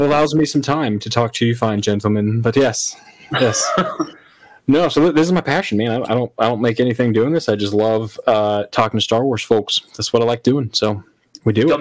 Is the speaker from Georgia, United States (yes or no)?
no; Colorado, United States; moved away as an adult; now in Florida, United States; I'm originally from Colorado.